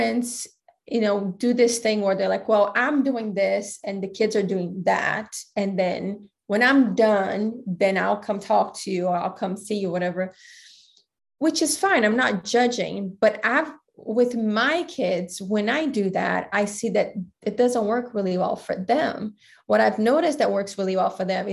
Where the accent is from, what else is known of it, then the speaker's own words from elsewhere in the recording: Brazil; also born or lived in Greece / Thailand; now in United States; I grew up in Brazil